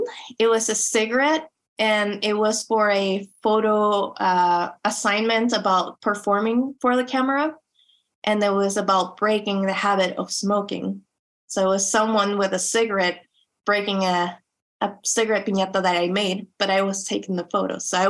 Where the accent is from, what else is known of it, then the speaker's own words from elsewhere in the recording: Chula Vista, California, United States; those little objects that reminded me of growing up in Chula Vista, or like what I like to call it, Chula Juana.